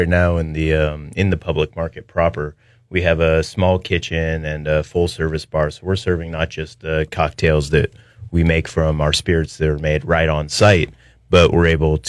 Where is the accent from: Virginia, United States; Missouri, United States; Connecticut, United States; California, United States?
California, United States; San Diego; also born or lived in Delaware; I grew up in San Diego.